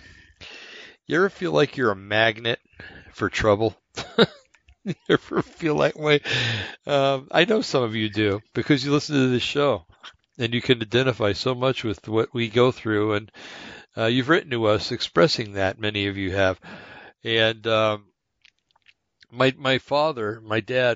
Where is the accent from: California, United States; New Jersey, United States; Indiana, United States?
New Jersey, United States; East Rutherford; moved away; brought up back in New Jersey, and I know I've told you guys this plenty of times, Bergen County, New Jersey, a little town called East Rutherford